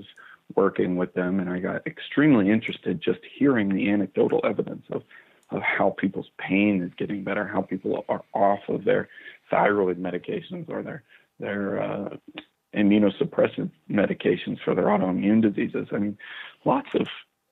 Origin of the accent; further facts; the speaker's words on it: Pittsburgh, Pennsylvania, United States; moved away as an adult; also born or lived in Ohio / Long Island, New York; now in Tucson, United States; I was born in Pittsburgh, Pennsylvania, and I did my undergrad training in Ohio